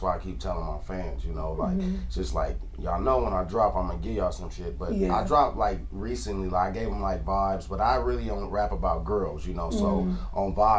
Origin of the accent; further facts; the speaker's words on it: Victorville, California, United States; also born or lived in Lynwood; I'm from Victorville, California.